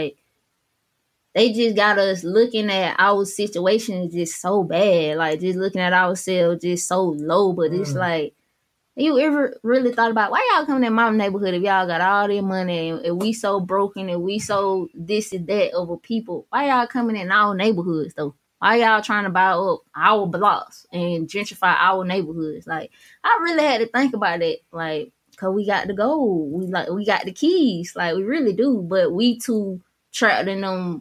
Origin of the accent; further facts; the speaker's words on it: Georgia, United States; moved away; I'm really from Georgia. My mom from Florida. My dad from here